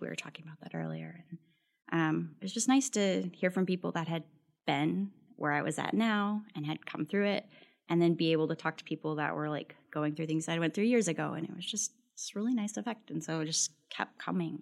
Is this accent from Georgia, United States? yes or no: no; El Paso, Texas, United States; moved away as an adult; I'm originally from El Paso, Texas, so moved here for graduate school